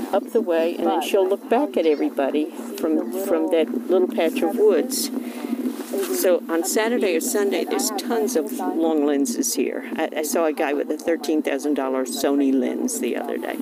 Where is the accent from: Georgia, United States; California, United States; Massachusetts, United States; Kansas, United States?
Georgia, United States; Savannah; now in New Jersey, United States; I grew up in Savannah, Georgia